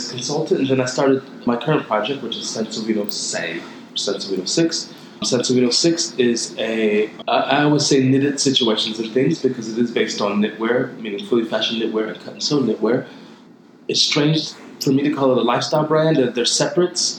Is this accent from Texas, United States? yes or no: no; Ohio, United States; moved away as an adult; also born or lived in New York City; now in Milan, Italy; I'm from Ohio.